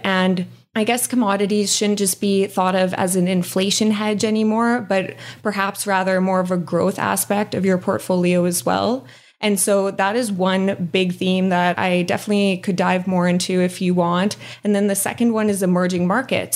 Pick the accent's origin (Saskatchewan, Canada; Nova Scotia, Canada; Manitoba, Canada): Saskatchewan, Canada; also born or lived in Calgary; now in British Columbia, Canada; I'm from Saskatchewan